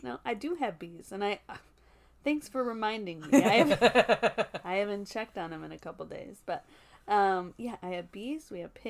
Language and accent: English; Eau Claire, Wisconsin, United States; I'm from Eau Claire, born and raised, and sober 9 years.